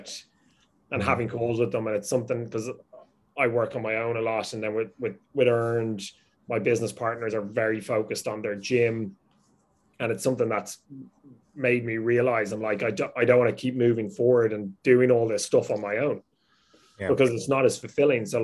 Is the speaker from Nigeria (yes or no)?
no; Ireland; I grew up with that in Ireland with business.